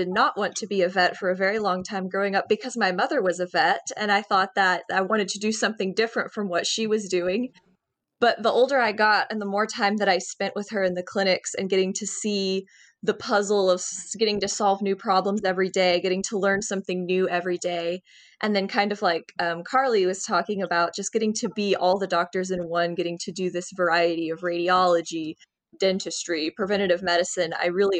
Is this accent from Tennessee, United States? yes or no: yes; Nashville, Tennessee, United States; moved away as an adult; now in Texas, United States; I am originally from Nashville, Tennessee.